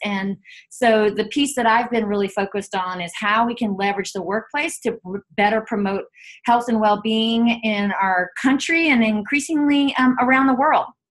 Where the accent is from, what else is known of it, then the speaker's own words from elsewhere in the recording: Chapel Hill, North Carolina, United States; now in San Francisco, United States; I grew up in Chapel Hill, North Carolina